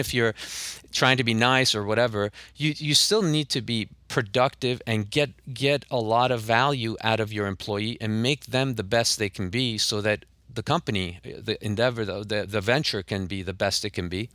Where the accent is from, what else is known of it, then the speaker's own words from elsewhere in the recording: Tehran, Tehran Province, Iran; now in Los Angeles, United States; I grew up in Tehran, and then when we moved, uh, I, uh, we moved to L